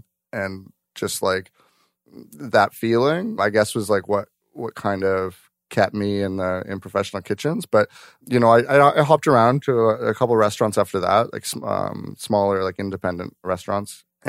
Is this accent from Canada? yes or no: yes; White Rock, British Columbia, Canada; I grew up in White Rock. So I was at the Earl's in White Rock.